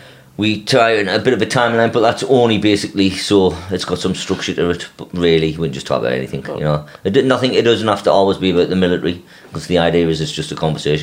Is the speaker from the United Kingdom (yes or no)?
yes; Sunderland, North East England, United Kingdom; we're all about the same age. Obviously, you're a lot older, but we all moved into new estates in Sunderland.